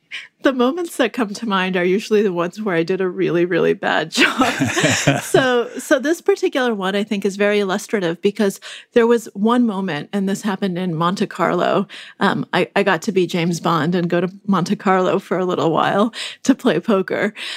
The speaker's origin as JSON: {"language": "English", "region": "Moscow", "country": "Russia", "tie": "born or raised there", "moved": "yes", "said": "I was born in Moscow when it was, uh, still the Soviet Union"}